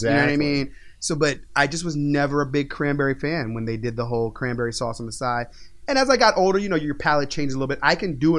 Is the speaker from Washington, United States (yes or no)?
no; Virginia, United States; also born or lived in New York; Oh, no, I grew up in Virginia. I was born in New York, but I grew up in Virginia